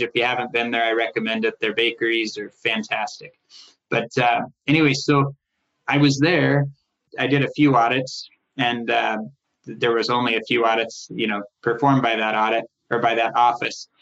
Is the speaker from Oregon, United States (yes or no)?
yes; Portland, Oregon, United States; moved away as an adult; also born or lived in Los Angeles / Solvang, California; I was raised in Portland